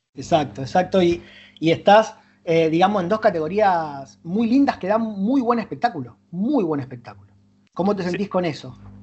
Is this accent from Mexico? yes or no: no; Rosario, Santa Fe, Argentina; estamos en Rosario, somos de Rosario